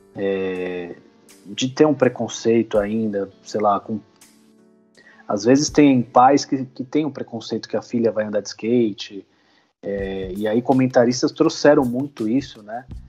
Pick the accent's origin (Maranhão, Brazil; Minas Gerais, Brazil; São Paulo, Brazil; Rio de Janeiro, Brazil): São Paulo, Brazil; A gente é de São Paulo